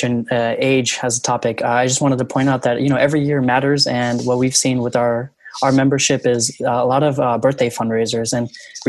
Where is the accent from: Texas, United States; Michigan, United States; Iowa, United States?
Michigan, United States; I'm from Michigan. I'm in Michigan actually right now. I've just recently moved here back in March.